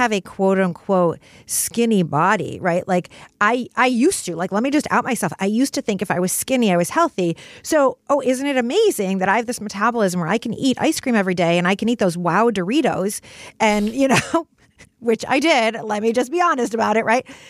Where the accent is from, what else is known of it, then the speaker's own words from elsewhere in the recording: Detroit, Michigan, United States; moved away; also born or lived in New York City; I grew up in Detroit